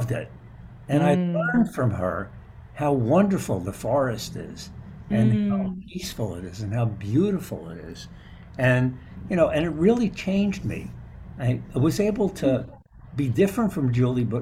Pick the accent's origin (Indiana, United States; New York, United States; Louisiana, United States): New York, United States; New York City; I grew up in New York City